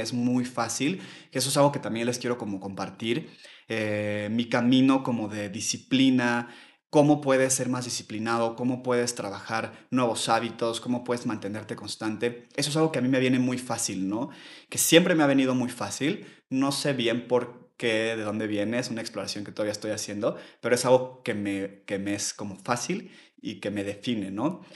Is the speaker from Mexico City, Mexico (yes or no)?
yes; Mexico City, Mexico; soy de la Ciudad de México también. Yo nací y crecí aquí toda mi vida